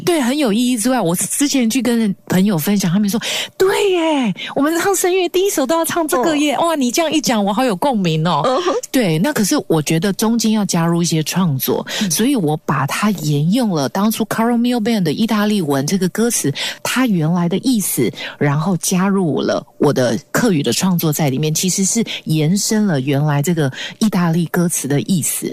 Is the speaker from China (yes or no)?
no; Taiwan; first language Hakka; Chinese is a second language; 可是，在唱我们自己台湾的这些音乐素人，他们可能是用国语，可能用客语，可能用原住民语，或者是我们的闽南语来创作